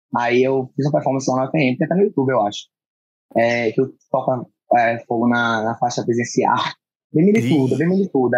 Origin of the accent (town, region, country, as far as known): Natal, Rio Grande do Norte, Brazil; born or raised there; moved away as an adult; now in São Paulo, Brazil